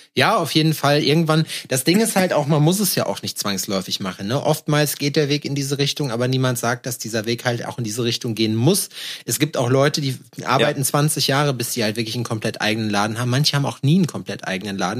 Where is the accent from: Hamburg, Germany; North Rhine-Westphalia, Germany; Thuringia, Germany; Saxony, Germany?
North Rhine-Westphalia, Germany; Schalksmühle; now in Berlin, Germany; haben einen Zug gehabt bei uns in Scheixmühle, der einmal die Stunde gefahren ist